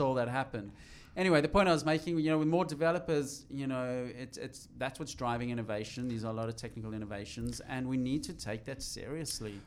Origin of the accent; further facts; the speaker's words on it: South Africa; I'm from South Africa